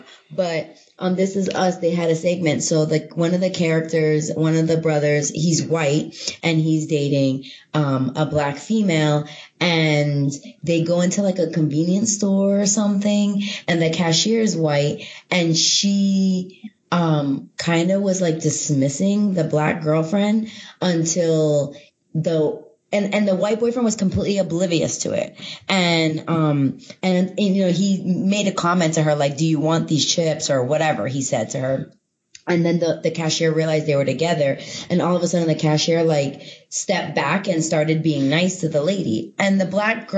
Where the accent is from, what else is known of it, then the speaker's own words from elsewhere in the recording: New York, United States; moved away; also born or lived in Fort Lauderdale/Miami area, Florida / Oklahoma; I grew up in two big cities, you know, I grew up in New York and in the South Florida, Fort Lauderdale, Miami area